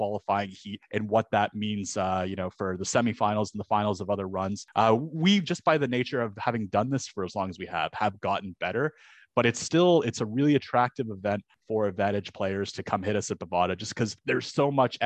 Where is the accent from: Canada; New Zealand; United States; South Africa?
Canada; as a Canadian